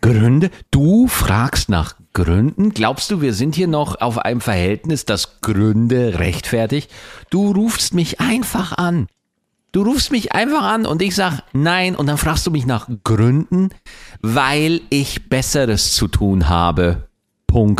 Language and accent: German; Lower Bavaria, Germany; ich komme aus Niederbayern